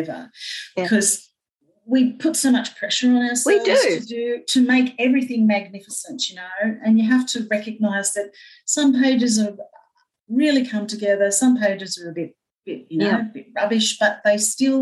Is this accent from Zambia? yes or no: no; Australia; also born or lived in New Guinea; basically ran riot till we came to Australia